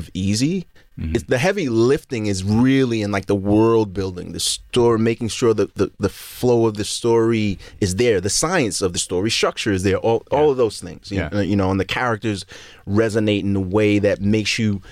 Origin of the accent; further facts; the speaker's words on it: Brooklyn, New York, United States; I was an only child growing up in Brooklyn